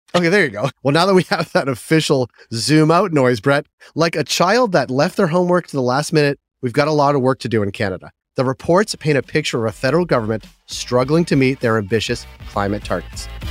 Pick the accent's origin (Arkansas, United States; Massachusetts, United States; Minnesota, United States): Massachusetts, United States; Boston; Fidelity is based in my hometown of Boston